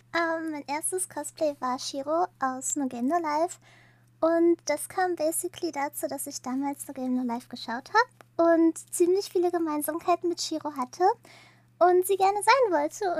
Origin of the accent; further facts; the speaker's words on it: near Münster, North Rhine-Westphalia, Germany; ich komme ziemlich aus der Nähe von Münster